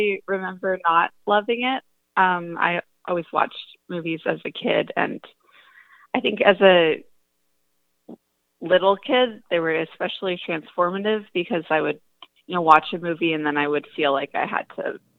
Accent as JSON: {"language": "English", "region": "Northern California", "country": "United States", "tie": "born or raised there", "said": "I grew up in Northern California"}